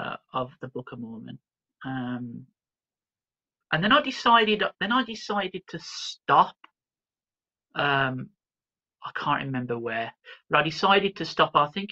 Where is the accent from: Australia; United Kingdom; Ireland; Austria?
United Kingdom; Birmingham, West Midlands; born there; I was born in Birmingham.